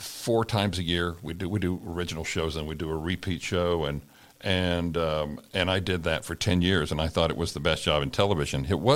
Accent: Oklahoma, United States; moved away; also born or lived in Texas; we grew up in Oklahoma and I was born in Texas

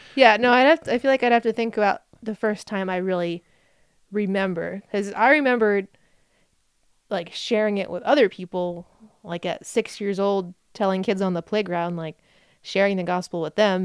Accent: New Jersey, United States; moved away; I grew up in New Jersey. That's where I was born.

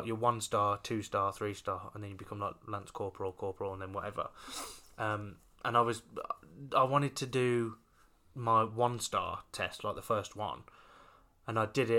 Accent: Brownhills, West Midlands, United Kingdom; also born or lived in Rushall; we moved from Brown Hills into Rushall.

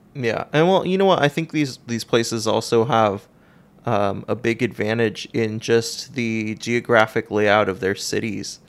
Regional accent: San Gabriel Valley, Los Angeles, California, United States; I am from a suburb of Los Angeles. I lived out in the San Gabriel Valley

